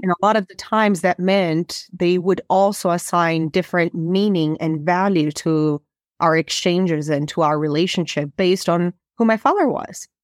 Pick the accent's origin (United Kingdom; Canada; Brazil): Brazil; moved away as an adult; I am originally from Brazil, and, um, I did get to grow up most of my life in Brazil